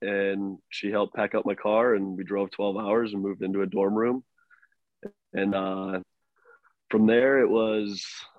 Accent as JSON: {"language": "English", "region": "North Dakota", "country": "United States", "tie": "born or raised there", "moved": "as an adult", "said": "I grew up in North Dakota."}